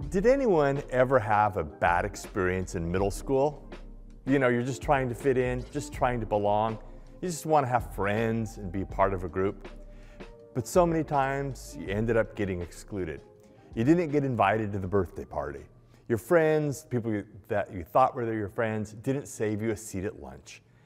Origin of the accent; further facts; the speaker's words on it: Los Angeles, California, United States; moved away as an adult; also born or lived in New York; Where I grew up in Los Angeles